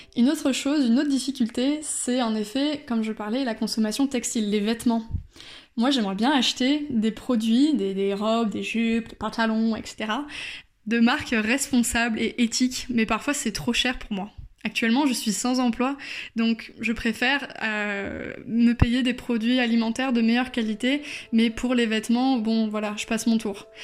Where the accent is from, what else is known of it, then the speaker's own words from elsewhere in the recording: Bordeaux, Nouvelle-Aquitaine, France; now in Brussels, Belgium; je suis originaire de Bordeaux.